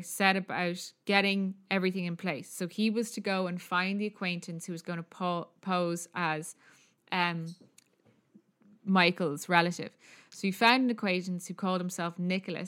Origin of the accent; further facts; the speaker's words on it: Ireland; accent: Irish; Anything I say is an Irish accent